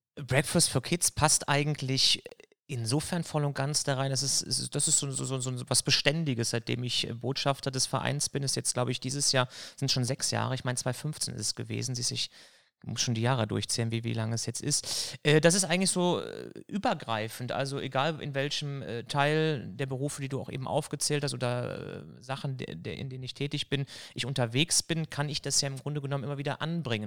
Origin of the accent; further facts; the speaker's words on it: Elsdorf, North Rhine-Westphalia, Germany; also born or lived in Cologne / Düsseldorf / Leverkusen / Erftstadt; ursprünglich komme ich tatsächlich aus Köln, bin in Köln gewohnt, Ich habe es im Pass drinne stehen